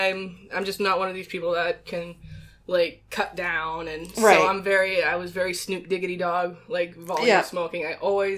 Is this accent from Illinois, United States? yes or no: no; Minnesota, United States; I grew up in Minnesota, land of a thousand lakes